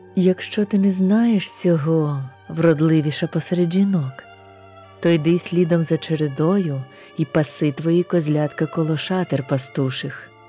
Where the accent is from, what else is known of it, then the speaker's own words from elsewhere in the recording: Kyiv, Ukraine; now in Baden, Switzerland; Я українка, киянка